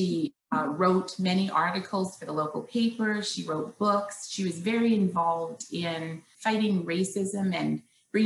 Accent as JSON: {"language": "English", "country": "Canada", "tie": "born or raised there", "also_born_or_lived": "Western Canada", "said": "I was born in Canada, have lived, here my whole life, and now I live in Western Canada"}